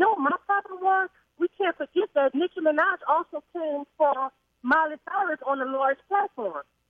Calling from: Louisiana, United States; I'm calling from Vashon, Louisiana.

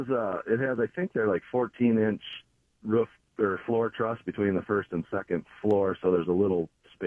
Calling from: Minnesota, United States; I'm calling down by in southern Minnesota, down by Owatonna.

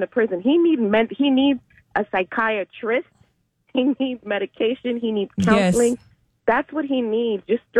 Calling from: Orlando, Florida, United States; I'm calling from Orlando.

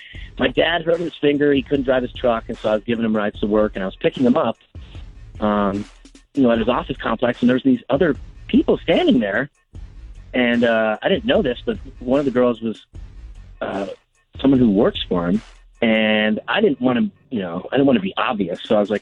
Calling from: Jefferson City, Missouri, United States; Jefferson City.

